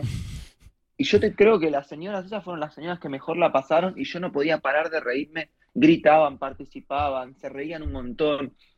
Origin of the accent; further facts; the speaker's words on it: Argentina; soy argentino